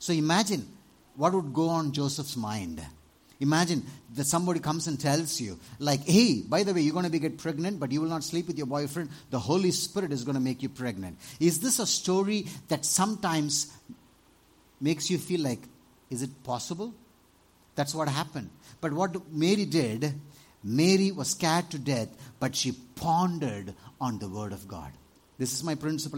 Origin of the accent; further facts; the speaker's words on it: Tamil Nadu, India; in Tamil Nadu, 20 years ago